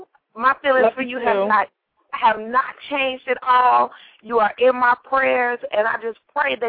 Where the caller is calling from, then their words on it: Jacksonville, Florida, United States; And I'm from Jacksonville, Florida.